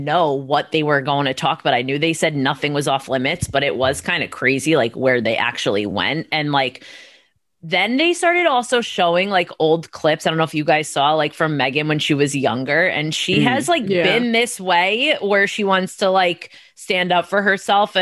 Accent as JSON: {"language": "English", "country": "United States", "said": "as an American"}